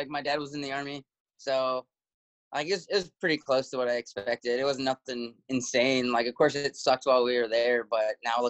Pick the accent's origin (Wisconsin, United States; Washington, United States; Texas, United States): Wisconsin, United States; Sparta; moved away as an adult; also born or lived in Kansas / Germany / Louisiana; now in Indiana, United States; I was born in Wisconsin.